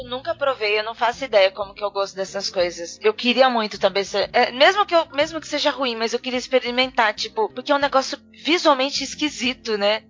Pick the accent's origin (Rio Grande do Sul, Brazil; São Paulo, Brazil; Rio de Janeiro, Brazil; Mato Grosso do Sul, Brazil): São Paulo, Brazil; interior of; No interior a gente toma puro